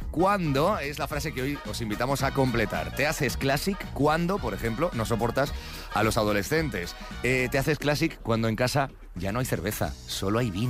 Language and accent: Spanish; Galicia, Spain; siendo gallego como yo